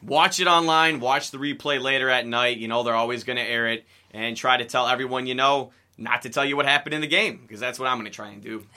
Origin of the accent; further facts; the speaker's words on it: Sterling Heights, Michigan, United States; I'm from Sterling Heights and around Metro Detroit.